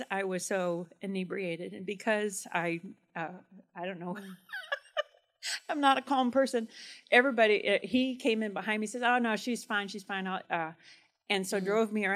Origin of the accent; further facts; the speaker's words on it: Churubusco, Indiana, United States; I grew up in Cherbusco, right on the county line